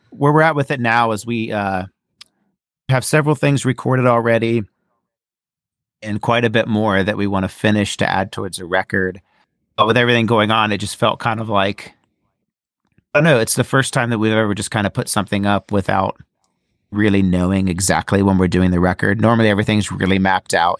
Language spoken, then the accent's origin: English; Ohio, United States; I'm from Ohio